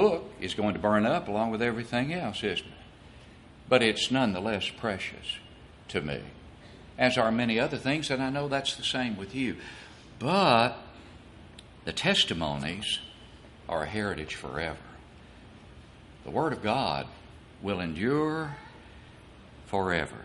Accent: Smithfield, Tennessee, United States; my hometown of Smithfield

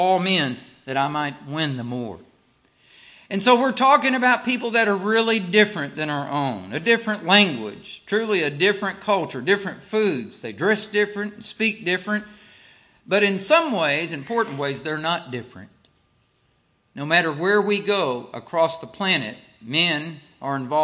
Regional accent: Arkansas, United States; moved away as an adult; now in Samoa; I'm from Arkansas

